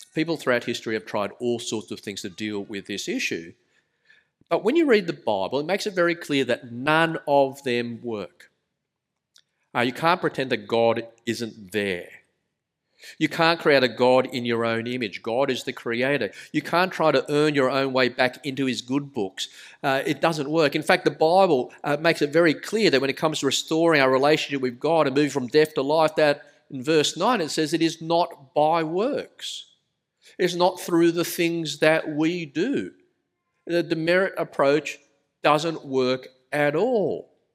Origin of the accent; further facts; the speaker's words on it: Sydney, New South Wales, Australia; accent: thick Australian; I was born in Australia. You can tell by the rather thick accent, but my parents were migrants, migrants from Malaysia